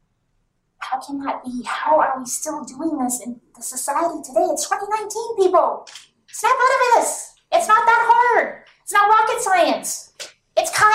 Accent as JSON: {"language": "English", "region": "Saskatchewan", "country": "Canada", "said": "I'm blonde, I'm Ukrainian, and I'm from Saskatchewan"}